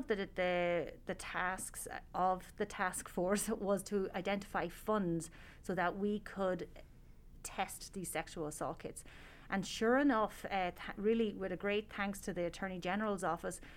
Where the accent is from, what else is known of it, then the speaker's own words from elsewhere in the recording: Tullamore, Leinster, Ireland; moved away as an adult; also born or lived in Northern Ireland; now in Reno, United States; I am from a small town in the middle of Ireland called Tullamore in the County Offaly.